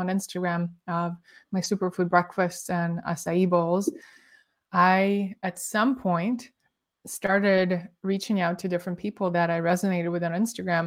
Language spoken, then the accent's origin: English; Moscow, Russia; moved away as an adult; also born or lived in Canberra, Australia; now in New York City, United States; I was born in Moscow, Russia